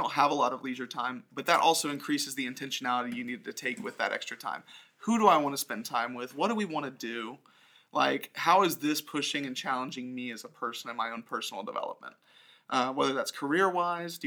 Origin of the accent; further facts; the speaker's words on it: Orlando, Florida, United States; growing up in Orlando, yeah, like, I have community here